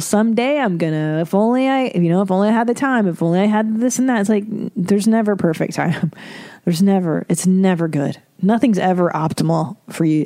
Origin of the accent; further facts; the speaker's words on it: Windsor, Ontario, Canada; I am an Ontario person too. I'm from Windsor